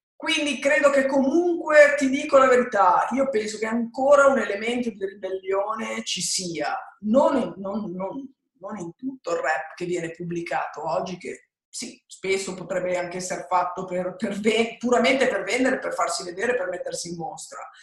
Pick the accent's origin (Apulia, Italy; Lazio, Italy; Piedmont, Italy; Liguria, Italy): Liguria, Italy; Genoa; Io sono nata a Genova, sono italiana